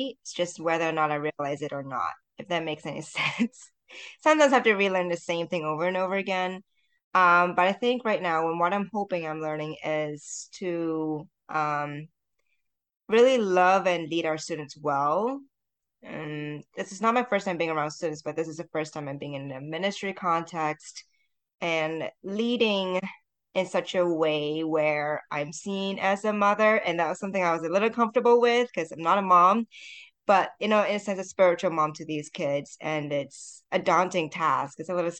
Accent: Malaysia; because I am Chinese Malaysian. But if I go back to Malaysia, people don't think I'm Malaysian.

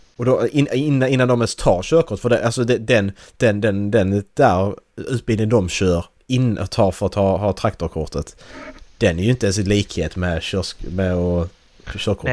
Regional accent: Sweden; vårt ledord som svenskar

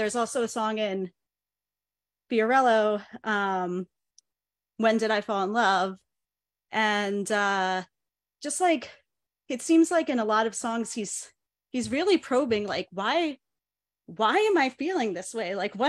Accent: Chicago, Illinois, United States; because I'm from Chicago, not New York.

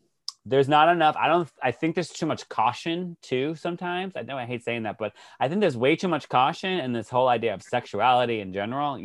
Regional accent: Texas, United States; Growing up in Texas, my husband grew up in Texas too.

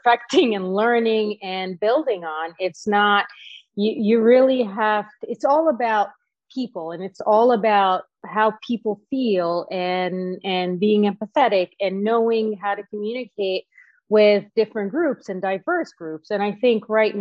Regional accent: Cairo, Cairo Governorate, Egypt; I was actually born and raised in Cairo, Egypt

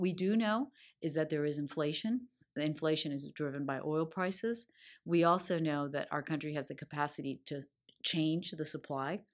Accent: Miami, Florida, United States; growing up in Miami.

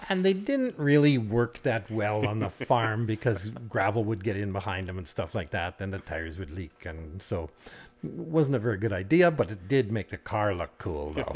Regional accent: Cudworth, Saskatchewan, Canada; grew up on the farm

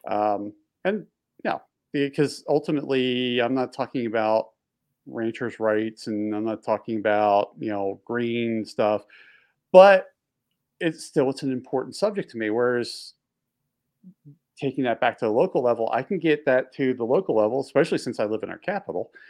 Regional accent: East Coast, Baltimore D.C. area, Mid-Atlantic, United States; I grew up on the East Coast. We had nor'easters roll through where we get snowstorms, and when snowstorms used to roll through, especially when you're in the in the um, like the Baltimore D.C. area, this, the Mid Atlantic area

